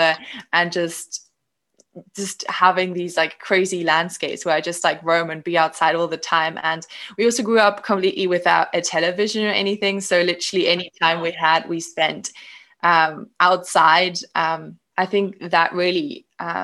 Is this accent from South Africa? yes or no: yes; Cape Town, Western Cape, South Africa; also born or lived in Germany; I was born in Germany, but then my family moved to Cape Town, South Africa